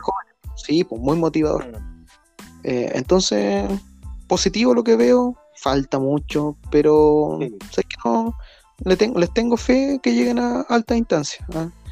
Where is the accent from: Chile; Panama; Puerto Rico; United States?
Chile; somos chilenos